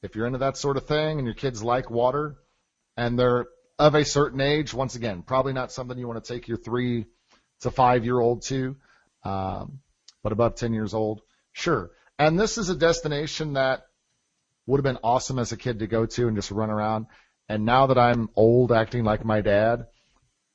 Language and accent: English; Midwest, United States; since we're from the Midwest